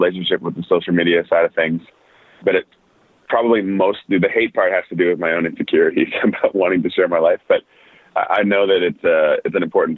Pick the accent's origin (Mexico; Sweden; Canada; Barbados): Canada; Winnipeg, Manitoba; moved away as an adult; also born or lived in Nashville, United States / Edmonton, Canada; I lived growing up in Winnipeg